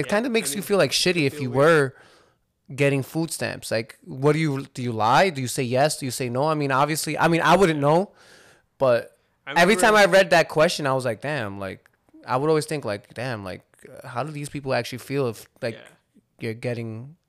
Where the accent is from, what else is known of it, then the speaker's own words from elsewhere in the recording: Hudson County, New Jersey, United States; also born or lived in Lodi, New Jersey / Clifton, New Jersey / Union City, New Jersey; I love Hudson County. I grew up in Hudson County my whole life. Mm-hmm. I've lived in Lodi. I've owned a house in Clifton. You know, I'm back here in Union City, and I just love it out here.